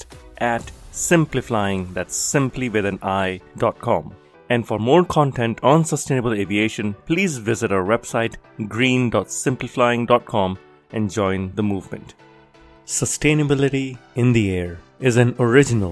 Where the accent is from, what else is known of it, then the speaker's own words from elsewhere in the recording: Singapore; grew up in Singapore, so I actually took courses in Mandarin